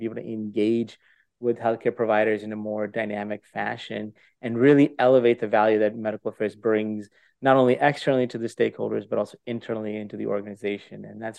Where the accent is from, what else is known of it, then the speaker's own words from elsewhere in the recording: Canada; also born or lived in India / California / Europe; I was born in India, grew up in Canada, matured in California, and educated in Europe.